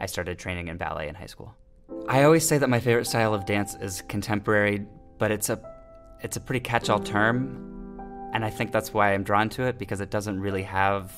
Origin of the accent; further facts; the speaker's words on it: San Francisco Bay Area, California, United States; I am from the San Francisco Bay Area